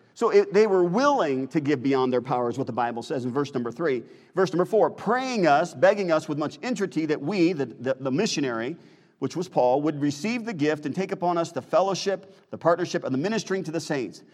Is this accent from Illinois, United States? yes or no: yes; Chicago, Illinois, United States; moved away; we grew up in Chicagoland area